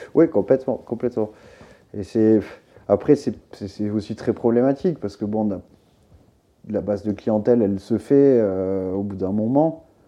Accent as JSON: {"language": "French", "region": "southern France", "country": "France", "also_born_or_lived": "Beaucaire", "moved": "yes", "lives_now": "Paris, France", "said": "rentrer dans le sud, là d'où je viens"}